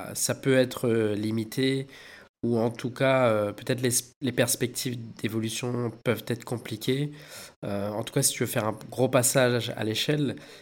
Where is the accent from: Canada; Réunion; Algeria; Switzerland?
Réunion; chez nous à La Réunion, on dit euh, tipa tipa